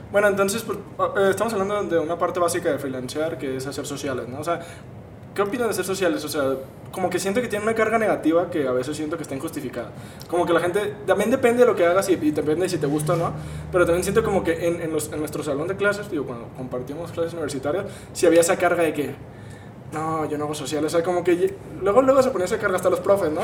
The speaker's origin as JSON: {"language": "Spanish", "town": "Guadalajara", "region": "Jalisco", "country": "Mexico", "said": "somos aquí de Guadalajara"}